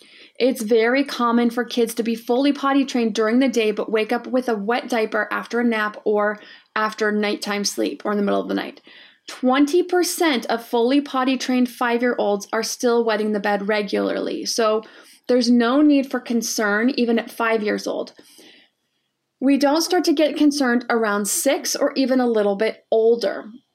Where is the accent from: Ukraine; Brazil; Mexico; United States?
Brazil; So, hi Erin … from Brazil.